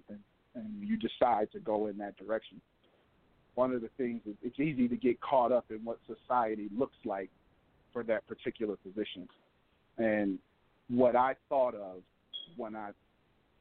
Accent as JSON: {"language": "English", "town": "Denver", "region": "Colorado", "country": "United States", "said": "I'm from Denver, Colorado, from where it's 96 degrees"}